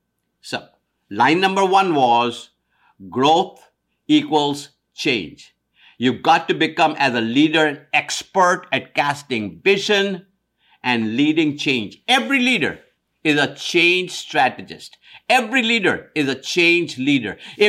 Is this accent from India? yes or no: yes; India; now in United States; I'm of Indian descent, East Indian descent from India. When I moved from India to America in 1973, on one side was an amazing change.